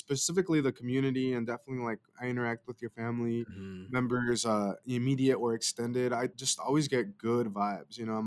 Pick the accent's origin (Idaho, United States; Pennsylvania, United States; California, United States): Idaho, United States; Caldwell; I come from Caldwell, we don't really have a large Native community down here that does things like